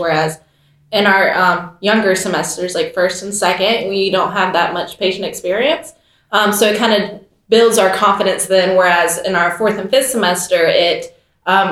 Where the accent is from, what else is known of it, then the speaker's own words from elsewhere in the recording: North Carolina, United States; I'm a fifth semester nursing student from North Carolina